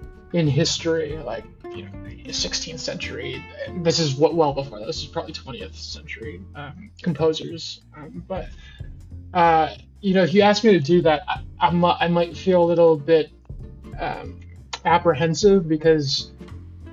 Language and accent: English; Chicago, Illinois, United States; I'm from Chicago, and it's one of the best cities in the world